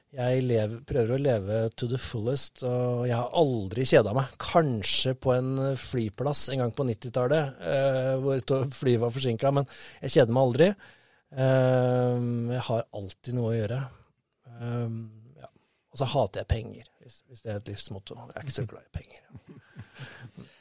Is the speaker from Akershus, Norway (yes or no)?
no; Moss, Østfold, Norway; jeg er mossing